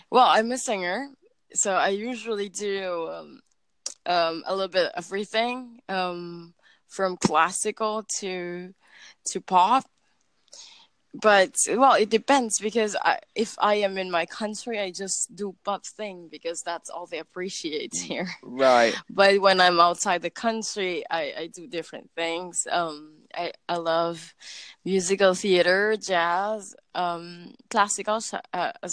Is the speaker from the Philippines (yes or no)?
yes; Philippines; Well, I'm from the Philippines.